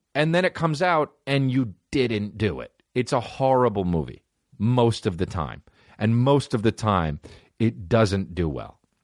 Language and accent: English; La Cañada Flintridge, California, United States; also born or lived in New Jersey; I grew up in La Cunada